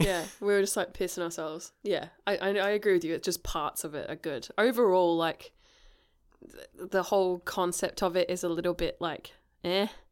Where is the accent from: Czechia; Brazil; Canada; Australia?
Australia; also born or lived in England; I said Australian